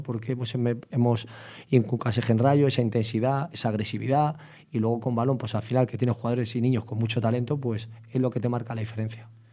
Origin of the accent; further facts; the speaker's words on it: Madrid, Community of Madrid, Spain; also born or lived in Vallecas; yo me he quitado en San Cristóbal y luego pues nací en Vallecas y de Vallecas nos fuimos a San Cristóbal